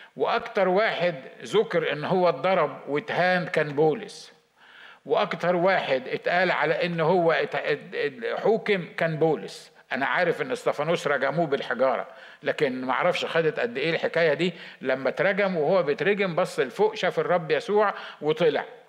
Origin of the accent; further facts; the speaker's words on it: Egypt; عندنا في مصر